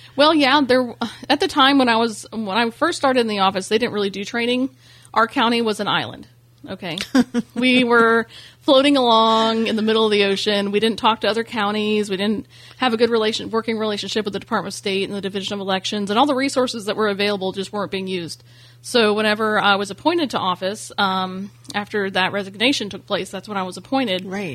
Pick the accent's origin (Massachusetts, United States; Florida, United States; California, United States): Florida, United States; Ormond Beach; also born or lived in Bunnell, Florida; I'm originally from Ormond Beach, Florida